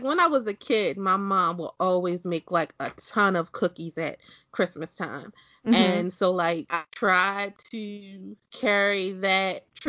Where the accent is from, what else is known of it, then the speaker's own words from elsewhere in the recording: Maryland, United States; we're all from Maryland.